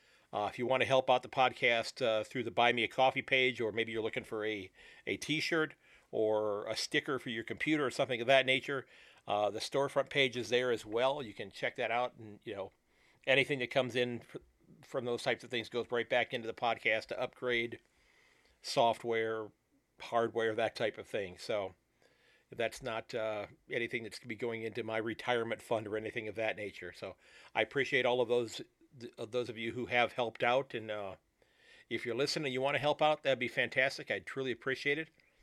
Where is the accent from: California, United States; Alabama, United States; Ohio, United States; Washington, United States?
Ohio, United States; Sandusky; from Sandusky, Ohio